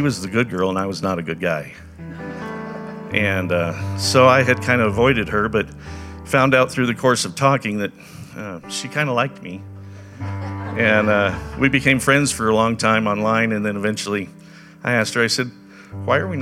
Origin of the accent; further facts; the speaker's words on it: Denver, Colorado, United States; also born or lived in Fargo, North Dakota; my pastor from a church I grew up in here in Denver